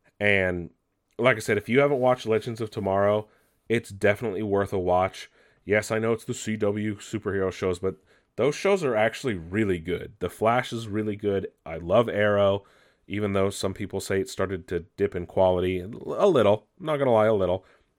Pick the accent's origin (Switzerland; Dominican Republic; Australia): Australia; I use cuss words because I do, and I'm Australian. It's who I am.